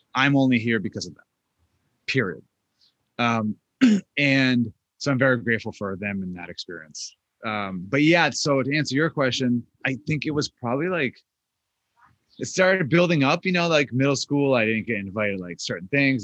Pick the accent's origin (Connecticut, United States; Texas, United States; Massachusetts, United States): Massachusetts, United States; Boston; I grew up in Boston, Massachusetts.